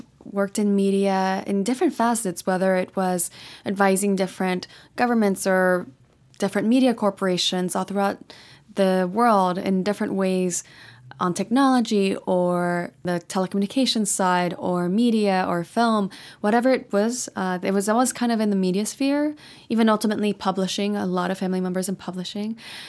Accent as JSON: {"language": "English", "town": "Paris", "region": "Île-de-France", "country": "France", "tie": "born there", "said": "I was born in Paris, France. Actually in the 20th arrondissement, which is a really lovely district and I visit often, actually."}